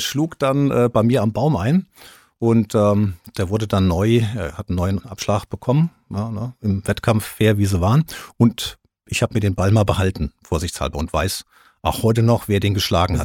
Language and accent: German; Rüsselsheim, Hesse, Germany; Ich war ja aus Rüsselsheim, ich bin Rüsselsheim aufs Gymnasium gegangen